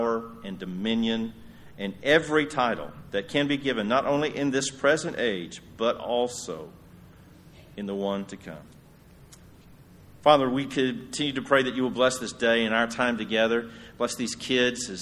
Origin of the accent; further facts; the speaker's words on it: Yoakum, Texas, United States; my hometown of Yoakum